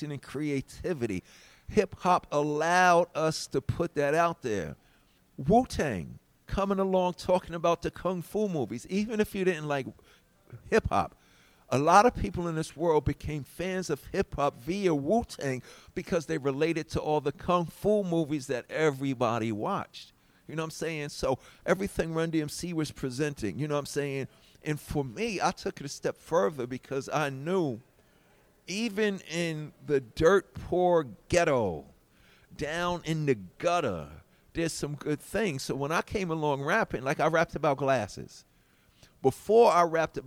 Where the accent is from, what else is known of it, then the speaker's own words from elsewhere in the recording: New York City, New York, United States; I come from Hollis